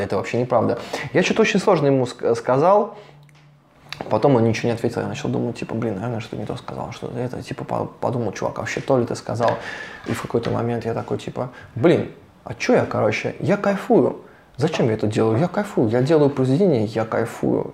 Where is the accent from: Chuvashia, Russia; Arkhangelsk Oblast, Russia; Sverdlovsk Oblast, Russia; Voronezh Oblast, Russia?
Voronezh Oblast, Russia; Voronezh; also born or lived in Saint Petersburg / Montenegro; я художник из Воронежа, мы занимаемся вообще развитием Воронежа.